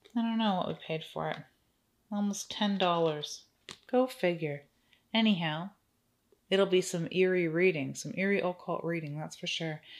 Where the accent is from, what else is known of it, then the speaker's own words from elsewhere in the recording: Canada; I'm Canadian, so I'm new to Second and Charles